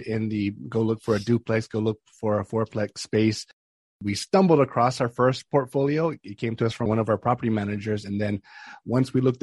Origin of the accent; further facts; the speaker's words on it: Hawaii, United States; moved away as an adult; also born or lived in Northern Virginia; now in Ashburn, United States; I'm from Hawaii originally, born and raised, started my real estate investing career out there